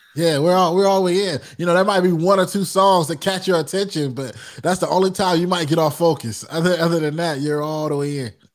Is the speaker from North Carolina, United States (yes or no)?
yes; Rocky Mount, North Carolina, United States; also born or lived in Greensboro, North Carolina; Rocky Mountain's where I'm born